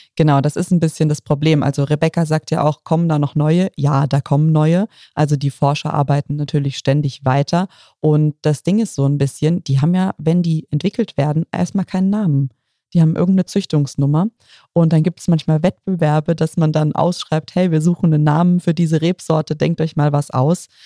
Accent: Bad Dürkheim, Rhineland-Palatinate, Germany; In meiner Heimat, in Bad Dürkheim

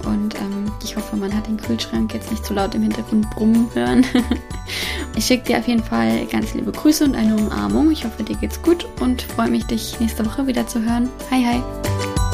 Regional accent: Germany; moved away as an adult; now in Sweden; als Deutsche

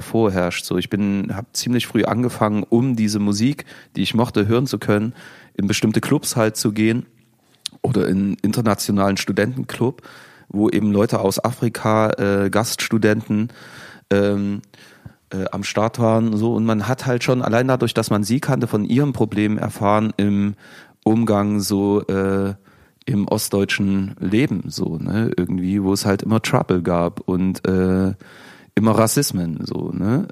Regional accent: Chemnitz, Saxony, Germany; also born or lived in Leipzig

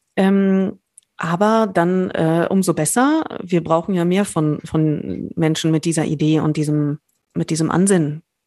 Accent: Berlin, Germany; als Berlinerin

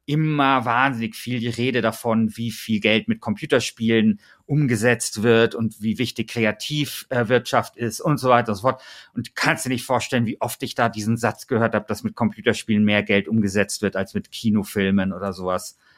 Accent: Bavaria, Germany; Bayern, vertreten von mir, mein Heimatbundesland

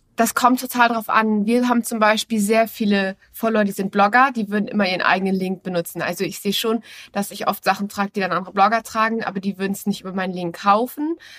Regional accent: Hamburg, Germany; Ich bin zwar gebürtige Hamburgerin, aber ich habe mich mit der Hamburger Mentalität und dem Wetter nie komplett identifiziert

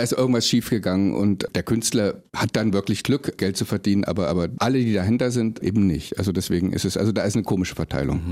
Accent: East Germany, Germany; ich bin im Osten groß geworden

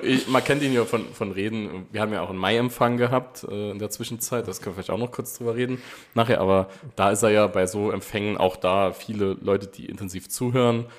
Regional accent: Saarland, Germany; als Saarländer

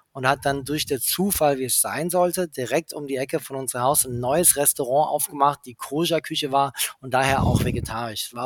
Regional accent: England, United Kingdom; ich bin ja in England aufgewachsen und da ist mir schon so eine Metropole, eine Großstadt-Feeling

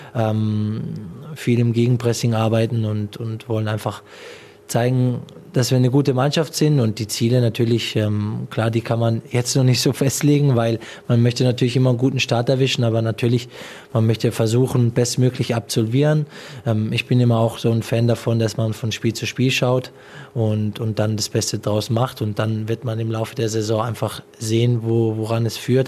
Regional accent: Pforzheim, Baden-Württemberg, Germany; hier ist meine Heimat. Jeder, der mich kennt, jeder, der weiß, woher ich komme. Pforzheim ist ähm, ja ein Katzensprung von hier

